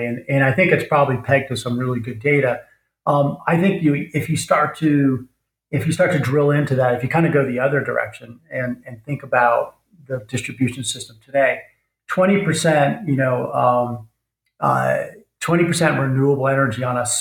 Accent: United States; speaking as an American

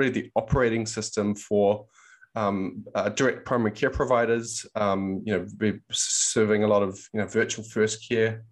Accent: New Zealand; moved away as an adult; now in United States; I'm actually from New Zealand, so came over to the US in about 2009

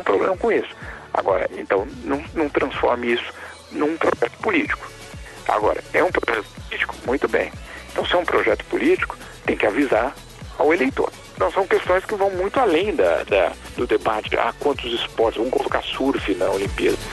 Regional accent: São Paulo, Brazil; now in Geneva, Switzerland; eu sou de São Paulo

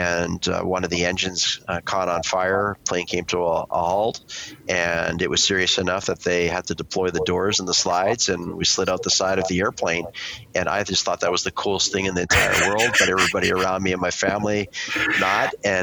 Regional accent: Vancouver, British Columbia, Canada; I grew up in Vancouver, Canada

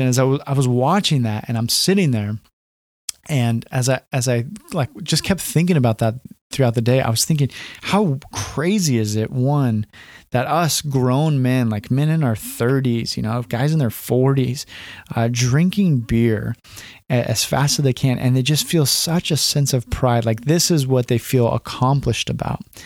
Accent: California, United States; moved away as an adult; also born or lived in Portland suburbs, Oregon; now in Portland, United States; I grew up in California

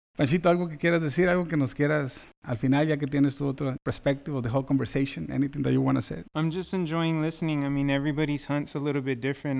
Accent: Mexico; now in United States; we're Mexicans

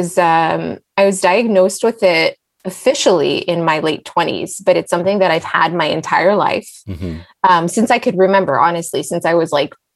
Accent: Los Angeles, California, United States; also born or lived in Israel / San Diego; I was born in Israel and I grew up in LA. So I'm an Angeleno

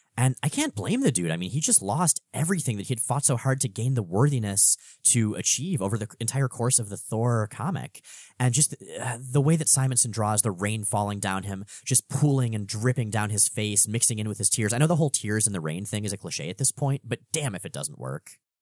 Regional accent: South Florida, United States; I grew up in South Florida

